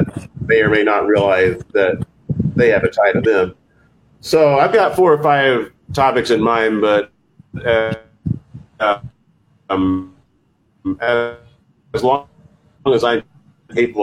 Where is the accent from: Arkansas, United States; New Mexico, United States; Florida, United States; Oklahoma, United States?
Oklahoma, United States; Stillwater; I grew up with in Stillwater, where those shows happen, you know, every night of the week